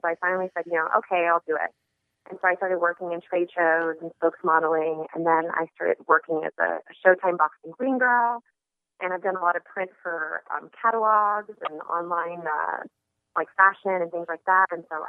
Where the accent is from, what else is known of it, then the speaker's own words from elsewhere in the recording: Sacramento, California, United States; also born or lived in Las Vegas, Nevada; I moved to Las Vegas from Sacramento, California, to study hotel management at the University of Nevada, Las Vegas.